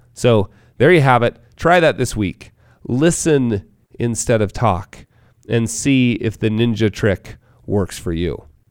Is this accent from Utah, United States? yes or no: yes; Park City, Utah, United States; my hometown of Park City, Utah